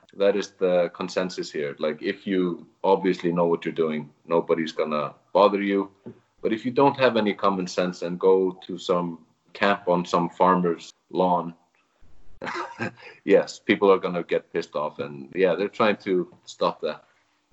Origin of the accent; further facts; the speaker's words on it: Reykjavik, Capital Region, Iceland; moved away as an adult; now in Vík, Iceland; I am originally from Reykjavik, but I started coming here to Vík